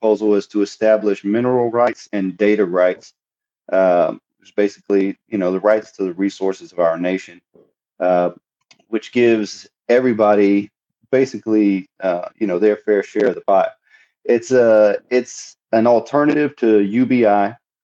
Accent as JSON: {"language": "English", "region": "Southeast Texas", "country": "United States", "tie": "born or raised there", "said": "I'm from Texas. I was born and raised in Southeast Texas"}